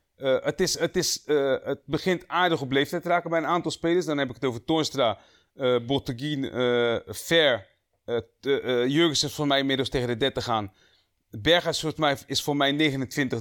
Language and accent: Dutch; Rotterdam, South Holland, Netherlands; we zijn alle drie geboren en getogen in Rotterdam